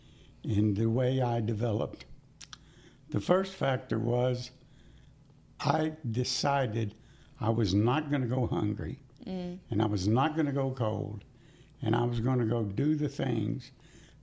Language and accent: English; Winchester, Kentucky, United States; I grew up in Winchester, Kentucky in the 1950s